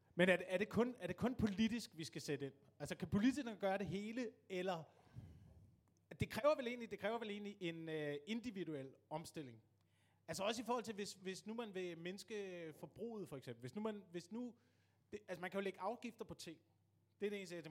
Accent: Denmark; vi som danskere

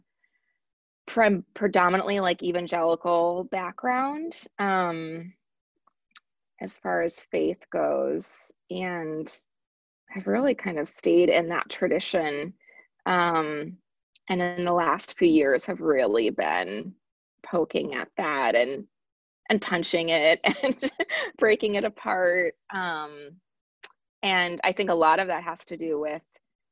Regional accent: Chicago, Illinois, United States; moved away as an adult; also born or lived in Washington, D.C.; I am a born and bred Midwest girl. So my parents met on a blind date at Iowa State. So they both are from the lovely state of Iowa. And then they moved to the Chicagoland area and had me.

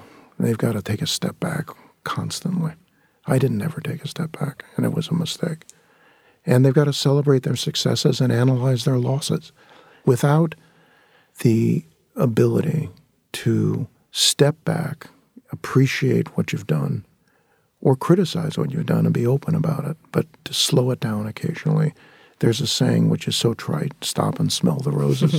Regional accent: San Fernando Valley, California, United States; that came from a place of growing up in the San Fernando Valley and living in a very, very, what I considered to be substandard lifestyle.

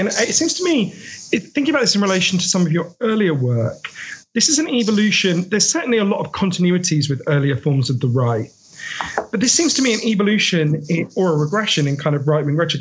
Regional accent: United Kingdom; I'm a British writer

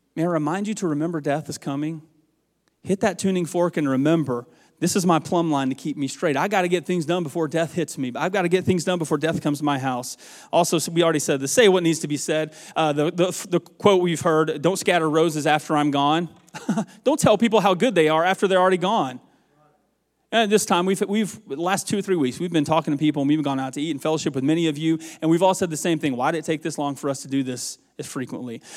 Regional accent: the South, United States; moved away as an adult; also born or lived in Dixie, Mississippi; now in Nebraska, United States; I'm from the South

